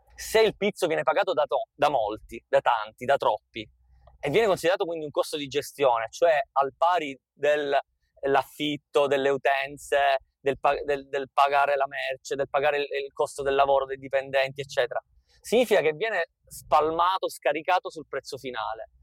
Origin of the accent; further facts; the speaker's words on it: Capaci, Sicily, Italy; io sono nato e cresciuto a Capaci